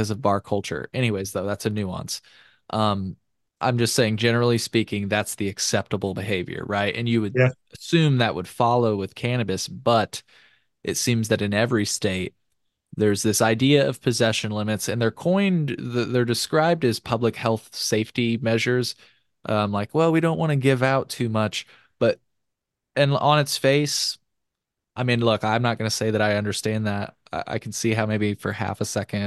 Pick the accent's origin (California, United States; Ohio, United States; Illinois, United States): Illinois, United States; my home state, Illinois